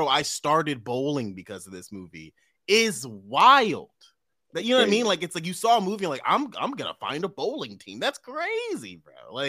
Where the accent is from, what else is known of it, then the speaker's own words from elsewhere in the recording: Baltimore, Maryland, United States; growing up in Baltimore, there weren't any ice rinks around.